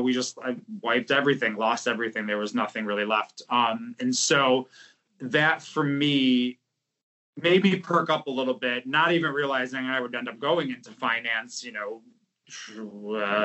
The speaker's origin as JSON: {"language": "English", "town": "Buffalo", "region": "New York", "country": "United States", "tie": "born or raised there", "also_born_or_lived": "Depew, New York / West Lafayette, Indiana", "moved": "as an adult", "lives_now": "New York City, United States", "said": "I grew up in Buffalo, New York, where snow was invented"}